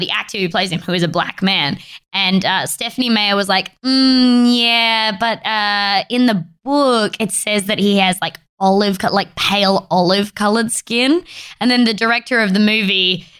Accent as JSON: {"language": "English", "town": "Adelaide", "region": "South Australia", "country": "Australia", "tie": "born or raised there", "moved": "yes", "said": "I am from Adelaide"}